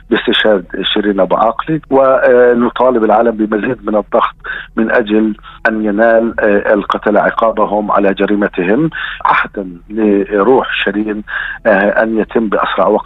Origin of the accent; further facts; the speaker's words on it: Palestine; هذا حق وواجب حقنا كفلسطينيين أن يحاكم قتلتنا